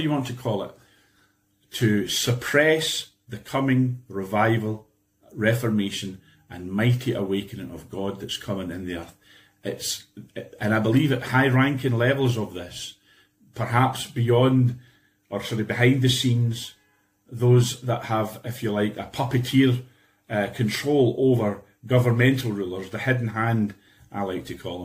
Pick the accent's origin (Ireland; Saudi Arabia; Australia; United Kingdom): United Kingdom; Scotland; I'm speaking here today from Scotland, of course, and I'm Scottish, I'm British.